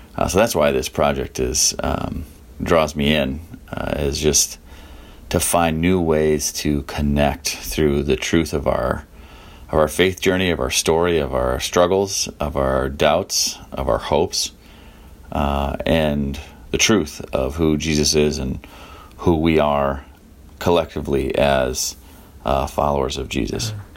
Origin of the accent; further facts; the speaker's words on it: Minneapolis, Minnesota, United States; I'm from Minneapolis, Minnesota